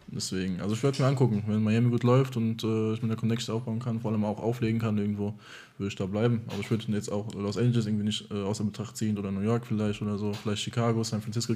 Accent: Germany; ich bin halb Deutsch und halb Amerikaner, hier geboren und aufgewachsen

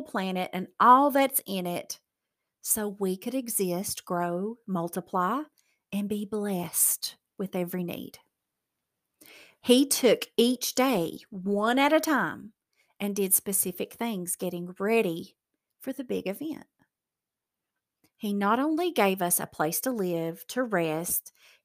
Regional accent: Appalachian Mountains, United States; I'm from the Appalachian Mountains, so we have learned how to fry anything.

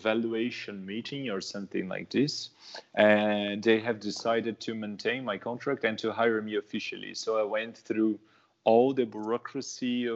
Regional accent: São Paulo, Brazil; moved away as an adult; I'm from São Paulo, so I'm from Southeast

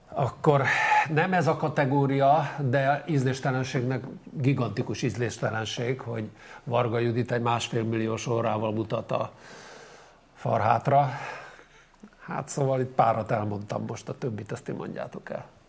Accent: Zala, Hungary; Zala, mi zalaiak vagyunk

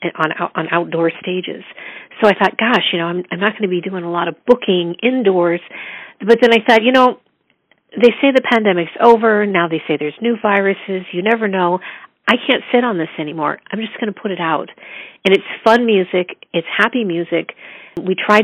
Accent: Erie, Pennsylvania, United States; moved away as an adult; also born or lived in Chicago; I was born in Erie, Pennsylvania, in the U.S., on the Great Lakes

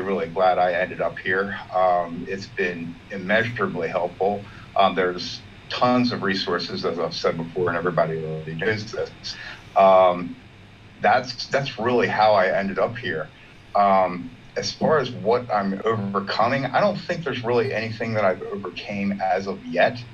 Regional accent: Baltimore, Maryland, United States

